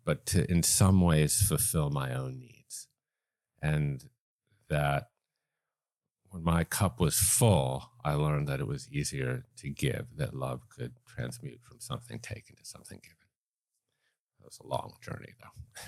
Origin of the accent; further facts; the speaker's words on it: East Coast, United States; now in Los Angeles, United States; I grew up on the East Coast.